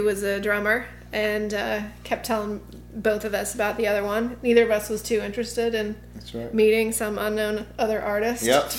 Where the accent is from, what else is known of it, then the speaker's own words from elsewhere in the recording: Colorado, United States; moved away as an adult; now in New York, United States; Yeah, I grew up in Colorado and started out there. And then I've been in New York for about the past 15 years.